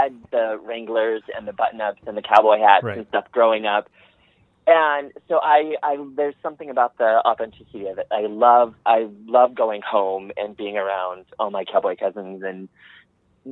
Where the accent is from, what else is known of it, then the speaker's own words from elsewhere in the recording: Montana, United States; moved away; also born or lived in Missoula, Montana; I grew up on the north, like on the High Line, the northeastern corner of the state.